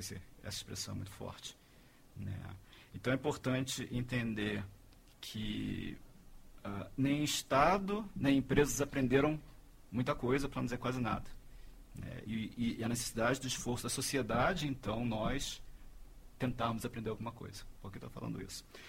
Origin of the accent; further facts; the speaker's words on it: Rio de Janeiro, Brazil; Eu sou carioca